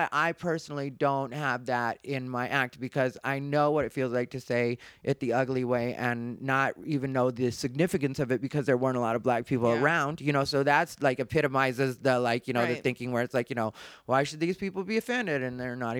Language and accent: English; United States; but like, that's what we used to identify as, but I'm Mexican American.